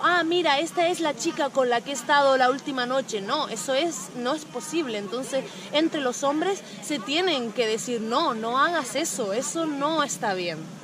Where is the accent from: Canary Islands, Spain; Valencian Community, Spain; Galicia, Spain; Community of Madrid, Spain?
Canary Islands, Spain; moved away as an adult; soy de las Islas Canarias